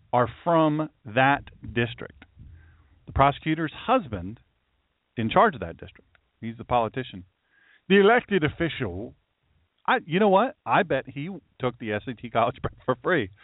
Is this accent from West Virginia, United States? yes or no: no; Baltimore, Maryland, United States; I'm from Baltimore